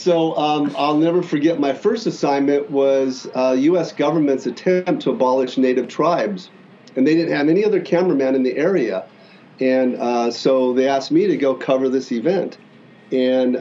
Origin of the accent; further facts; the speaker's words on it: Klamath Falls, Oregon, United States; So I grew up mostly in Southern Oregon, Klamath Falls